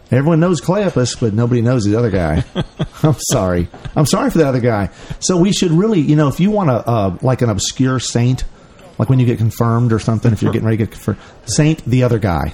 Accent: Memphis, Tennessee, United States; Memphis, Tennessee, home of Elvis

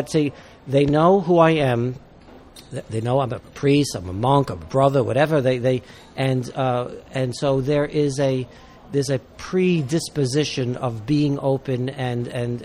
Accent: New York City, New York, United States; I'm a New Yorker

